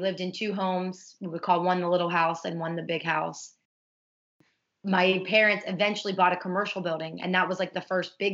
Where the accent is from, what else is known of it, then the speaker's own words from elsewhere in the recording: Ohio, United States; also born or lived in Pittsburgh, Pennsylvania; now in South Florida, United States; I was raised in Ohio